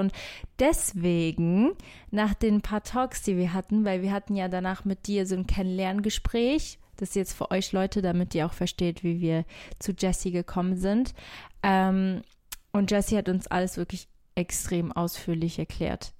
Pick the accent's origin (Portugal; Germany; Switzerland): Portugal; Algarve; in der Algarve, äh, da wo ich aufgewachsen bin